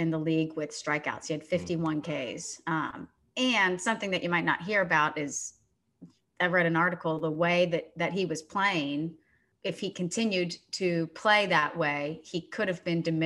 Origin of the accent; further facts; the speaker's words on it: Texas, United States; I grew up in Texas